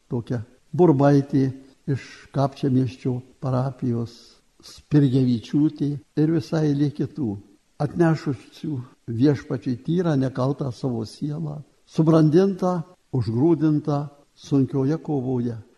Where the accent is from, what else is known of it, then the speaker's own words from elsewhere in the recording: Lithuania; mes lietuviai gyvendami tarp didžiųjų tautų